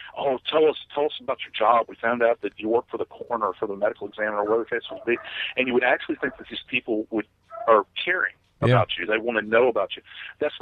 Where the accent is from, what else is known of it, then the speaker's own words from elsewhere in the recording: New Orleans, Louisiana, United States; moved away; It's my hometown